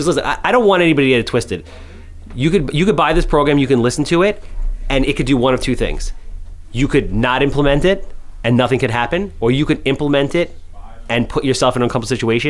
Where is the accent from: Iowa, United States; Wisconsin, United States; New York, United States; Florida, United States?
New York, United States; grew up near Bellmore, Long Island; I'm from New York